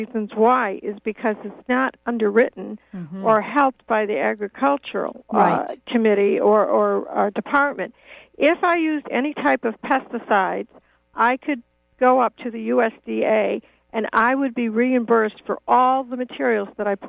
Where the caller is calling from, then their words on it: Dover-Foxcroft, Maine, United States; I'm from Dover, Foxcroft.